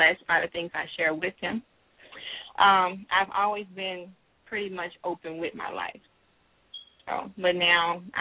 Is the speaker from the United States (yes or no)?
yes; Monroe, Louisiana, United States; moved away as an adult; now in Atlanta, United States; I'm a Southern girl. I grew up in Monroe, Louisiana